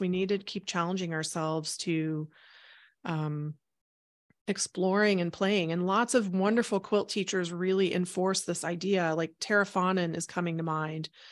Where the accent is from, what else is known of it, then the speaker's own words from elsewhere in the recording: Houston, Texas, United States; moved away as an adult; also born or lived in Chicago, Illinois; I grew up in Houston, Texas